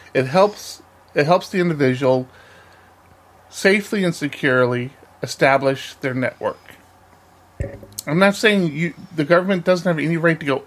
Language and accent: English; United States; As an American citizen